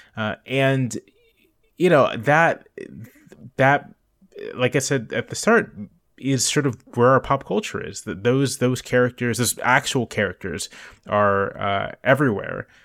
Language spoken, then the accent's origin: English; Hampton Roads, Virginia, United States; a nerdy, somewhat awkward, uh, black kid growing up in the Virginia suburbs, uh, in Hampton Roads